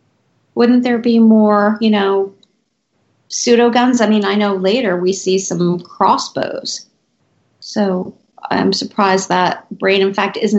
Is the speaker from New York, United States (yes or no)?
yes; New York City, New York, United States; that's a New Yorker thing, though. I mean, we walk everywhere.